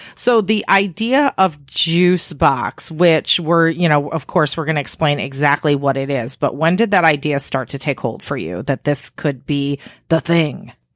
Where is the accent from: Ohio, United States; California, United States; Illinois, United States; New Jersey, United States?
Illinois, United States; Chicago area; I grew up in the Chicago area